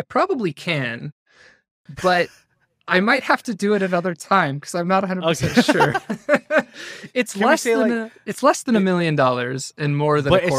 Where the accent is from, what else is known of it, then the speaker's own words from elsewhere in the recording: Utah, United States; I'm from Northern Utah. I have a wife and a daughter.